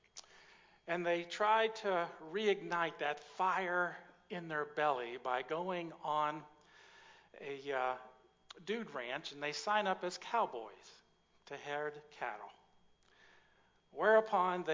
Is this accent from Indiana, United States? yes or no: yes; Mount Vernon, Indiana, United States; I grew up in a little town called Mount Vernon, Indiana. It is down by the Ohio River